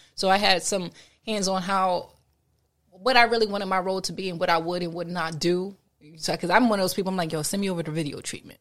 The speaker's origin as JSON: {"language": "English", "town": "Trenton", "region": "New Jersey", "country": "United States", "tie": "born or raised there", "said": "in my hometown specifically, I've helped clean up the neighborhoods where I grew up at."}